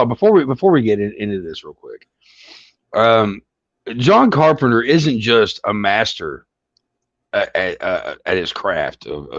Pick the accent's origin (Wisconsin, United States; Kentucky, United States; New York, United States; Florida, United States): Kentucky, United States; born or raised there